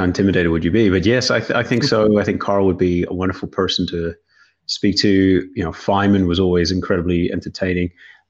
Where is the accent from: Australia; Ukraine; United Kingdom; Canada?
United Kingdom; Northern Ireland; So I am originally from Northern Ireland and very much now internationalized accent through lecturing in many countries